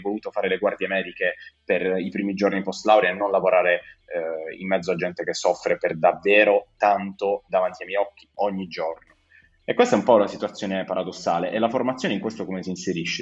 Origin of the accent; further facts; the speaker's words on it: Bari, Apulia, Italy; Io sono di Bari, sono un giovane medico come Federico